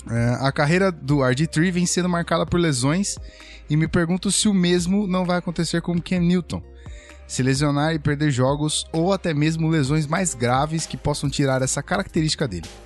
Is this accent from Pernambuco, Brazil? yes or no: no; João Pessoa, Paraíba, Brazil; sou de João Pessoa, na Paraíba, torcedor do Broncos e dos Espectros, aqui da minha cidade.